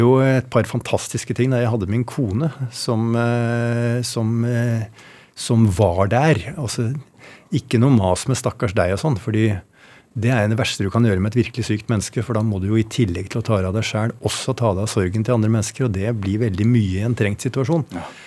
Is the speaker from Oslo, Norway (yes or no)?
yes; Oslo, Norway; jeg vokste opp på Røa